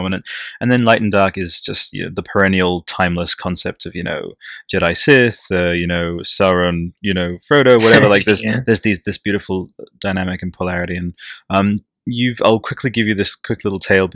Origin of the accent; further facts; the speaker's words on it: Italy; English is a second language; moved away; I grew up in Italy, and my English for a long time was just like bleh